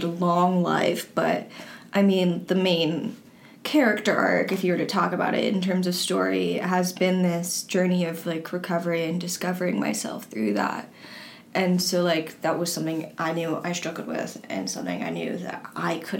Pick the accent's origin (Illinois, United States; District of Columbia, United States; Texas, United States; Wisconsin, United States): District of Columbia, United States; Washington; I'm from Washington, D.C.